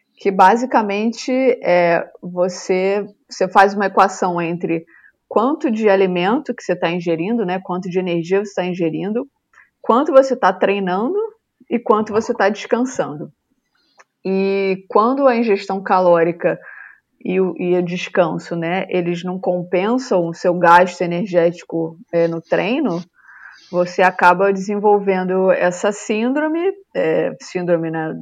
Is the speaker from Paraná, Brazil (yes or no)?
no; Rio de Janeiro, Brazil; moved away; eu sou natural do Rio